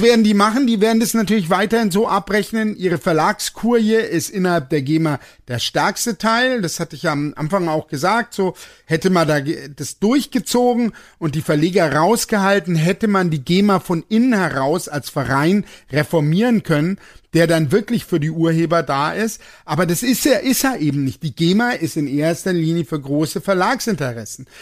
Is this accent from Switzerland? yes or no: no; Germany; ich bin Deutscher